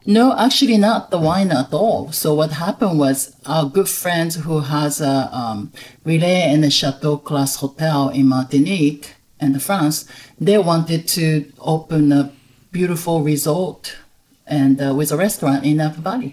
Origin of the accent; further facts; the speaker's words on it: Kobe, Hyogo, Japan; moved away as an adult; also born or lived in Tokyo, Japan / London, United Kingdom / Caribbean; I was born and raised in Japan. Mm-hmm. Um, I'm originally from Kobe, Japan, and uh, I mainly grew up in Kobe